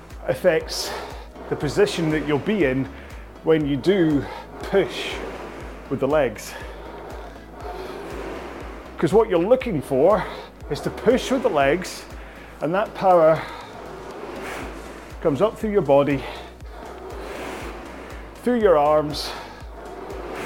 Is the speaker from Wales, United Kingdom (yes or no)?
no; Scotland, United Kingdom; I'm Scottish